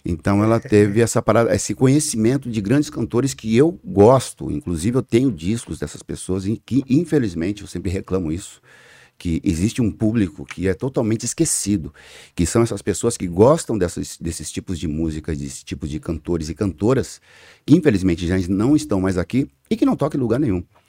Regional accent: São Paulo, Brazil; Eu, eu sou da zona sul de São Paulo, da cidade Alemar, nasci na Vila Constância, que é ali é, na cidade Alemar, é, zona sul de São Paulo, e por incrível que pareça, é, dificilmente eu saí da zona sul de São Paulo

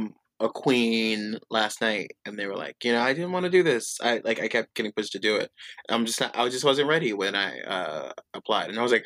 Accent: Chicago, Illinois, United States; People, they're like, because bitch, I'm from Chicago.

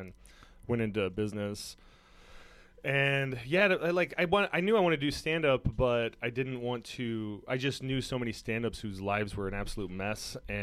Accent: Mica Peak, near Spokane, Washington, United States; I grew up on Micah Peak Mountain, which is just south of here. So I grew up like totally in the sticks

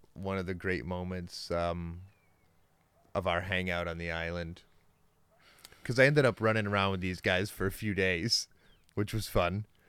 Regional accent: United States; I'm from America

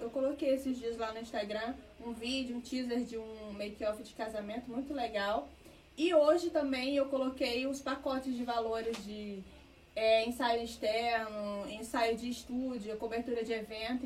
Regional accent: Sobral, Ceará, Brazil; moved away as an adult; now in Rio de Janeiro, Brazil; Sou cearense, natural de Sobral, no Ceará

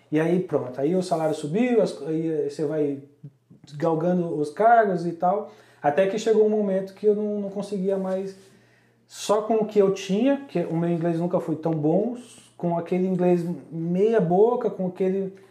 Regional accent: São Paulo, Brazil; da onde a gente veio, da Zona Leste de São Paulo

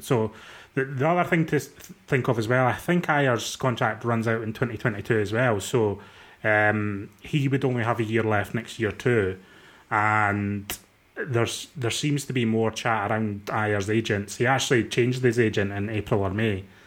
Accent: Dundee, Scotland, United Kingdom; I'm from Dundee.

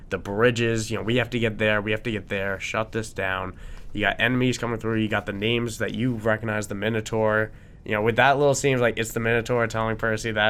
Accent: New York, United States; as a New Yorker.

